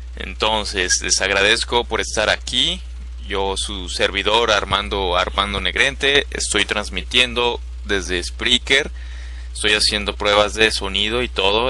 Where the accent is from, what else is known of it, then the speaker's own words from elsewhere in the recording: Mexico; somos mexicanos